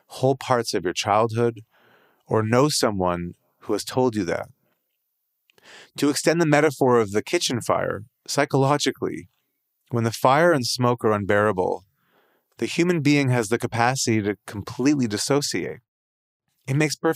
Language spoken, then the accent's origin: English; Canada; as a Canadian